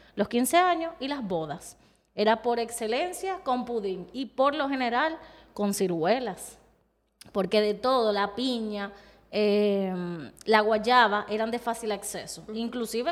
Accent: Dominican Republic; es parte de mi historia como dominicana

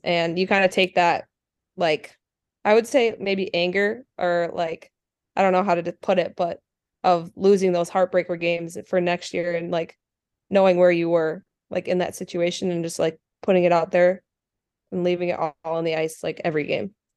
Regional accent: Anoka, Minnesota, United States; also born or lived in Andover, Minnesota; I live in Andover, but I grew up in the Anoka community

